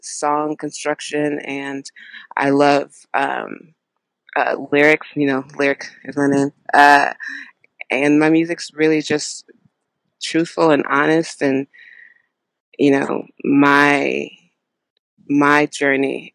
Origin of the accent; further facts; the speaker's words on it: Houston, Texas, United States; I'm from Houston, Texas